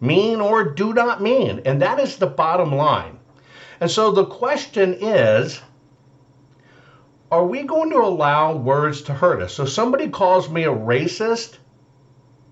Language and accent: English; Arkansas, United States; growing up in Arkansas and being in my grandmother's house